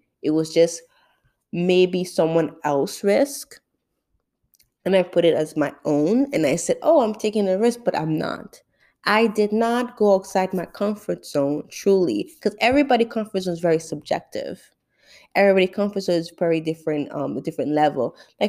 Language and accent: English; St. Martin; now in Florida, United States; My parents are born in Haiti. I grew up in St. Martin. I live in Florida.